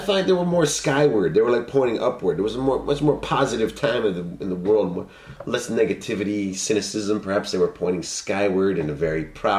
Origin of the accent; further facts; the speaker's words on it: Toronto, Ontario, Canada; now in Japan; Well, from Ontario, I'm from Toronto.